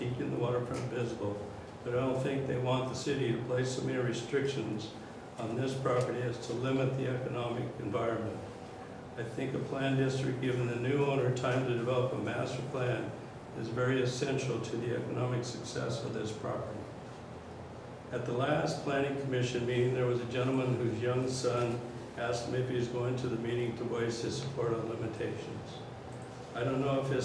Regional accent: Astoria, Oregon, United States; now in Warrenton, United States; I'm a native Astorian

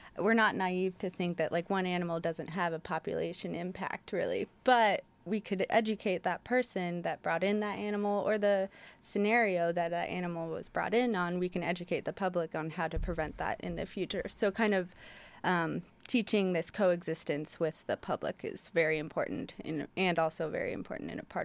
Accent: Portland, Oregon, United States; Yes, I'm from Portland, so I'm mm-hmm. a Pacific Northwest native.

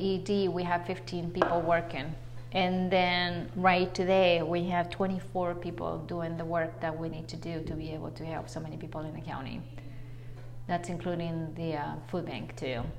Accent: Buenos Aires, Argentina; moved away as an adult; also born or lived in Naselle, Washington; now in United States; Argentinian. Mm-hmm. And then I came to the state right to come to college after I graduated in Buenos Aires

